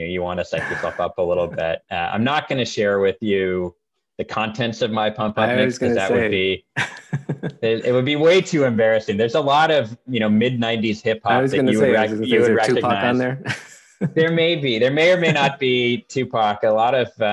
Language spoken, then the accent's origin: English; Marin, California, United States; I grew up in Marin